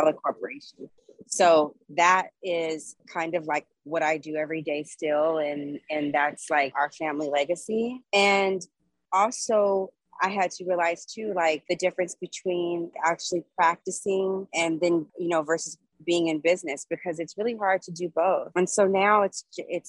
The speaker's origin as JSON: {"language": "English", "town": "Los Angeles", "region": "California", "country": "United States", "tie": "born or raised there", "also_born_or_lived": "New Orleans, Louisiana", "moved": "as an adult", "said": "I was born and raised here. I'm a native"}